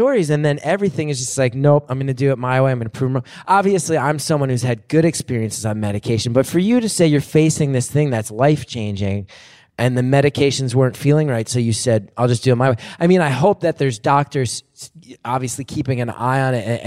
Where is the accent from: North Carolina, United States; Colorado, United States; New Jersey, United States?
New Jersey, United States; in my home state